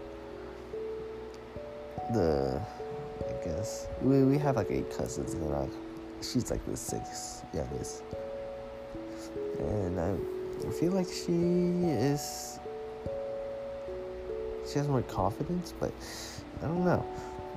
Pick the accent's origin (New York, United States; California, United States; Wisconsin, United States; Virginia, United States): California, United States; San Jose; also born or lived in Merced; I grew up in San Jose